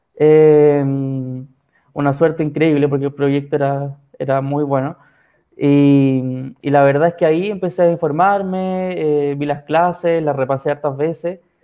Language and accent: Spanish; San Felipe, Valparaíso, Chile; moved away as an adult; now in Santiago, Chile; soy de San Felipe, pero por trabajo vivo acá en Santiago